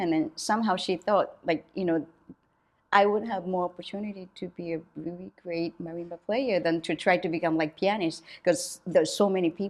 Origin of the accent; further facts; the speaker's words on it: Yokohama, Kanagawa, Japan; moved away; also born or lived in Matsuyama, Ehime; I grew up there till like I turned 10, 11.